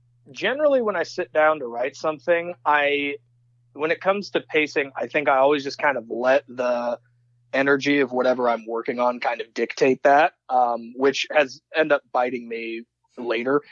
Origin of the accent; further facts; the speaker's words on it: Davenport, Iowa, United States; now in Iowa City, United States; where I grew up in Davenport, Iowa